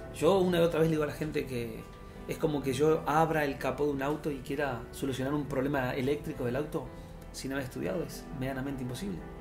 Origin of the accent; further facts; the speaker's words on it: Uruguay; moved away; soy de Uruguay